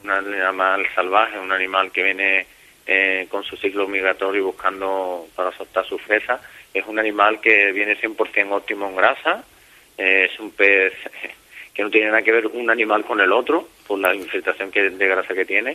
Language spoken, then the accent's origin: Spanish; Barbate, Andalusia, Spain; yo soy de Barbate